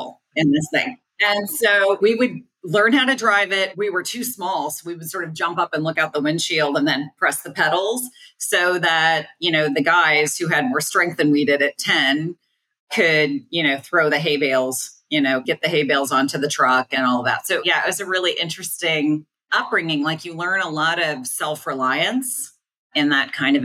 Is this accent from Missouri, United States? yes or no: yes; Columbia, Missouri, United States; I'm from Missouri originally. I grew up on a farm outside of Columbia, Missouri